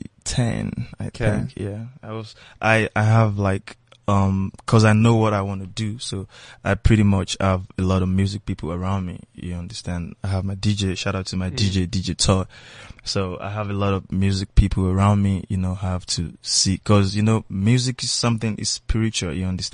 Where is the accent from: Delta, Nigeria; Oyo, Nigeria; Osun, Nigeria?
Oyo, Nigeria; Ibadan; also born or lived in Lagos; Ibadan, yeah. Ibadan. That's my hometown.